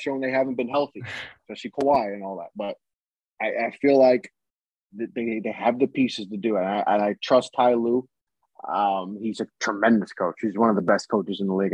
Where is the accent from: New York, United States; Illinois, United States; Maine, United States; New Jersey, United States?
New York, United States; New York City; I'm from New York City